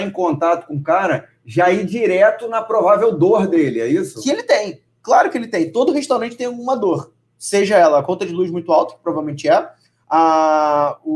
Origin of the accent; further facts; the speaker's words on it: Vila Velha, Espírito Santo, Brazil; Eu sou de Vila Velha.